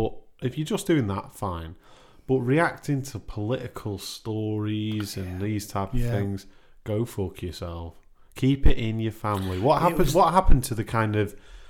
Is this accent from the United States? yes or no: no; Crewe, North West England, United Kingdom; I grew up in Crewe